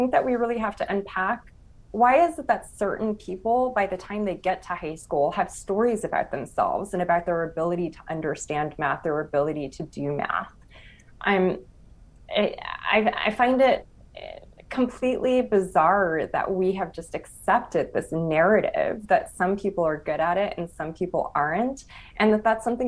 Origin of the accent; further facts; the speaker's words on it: Los Angeles, California, United States; I'm from East Los Angeles